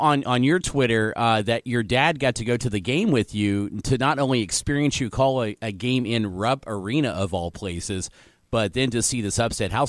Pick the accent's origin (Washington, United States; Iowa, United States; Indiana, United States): Indiana, United States; Mount Vernon; my hometown, Mount Vernon, Indiana